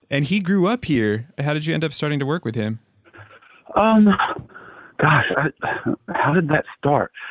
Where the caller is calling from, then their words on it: California, United States; hey Ben, I was going to say I'm calling you from Humboldt County.